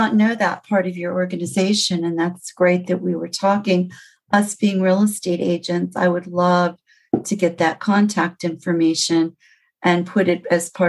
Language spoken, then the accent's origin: English; Maryland, United States; moved away as an adult; now in Florida, United States; That's about as long as I've been in Florida. I think it's going to be 12 years. And I'm from Maryland.